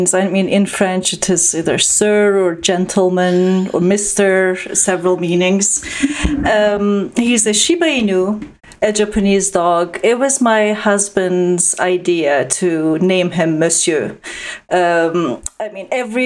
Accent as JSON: {"language": "English", "country": "Turkey", "tie": "born or raised there", "also_born_or_lived": "Canada", "moved": "as an adult", "said": "growing up in Turkey"}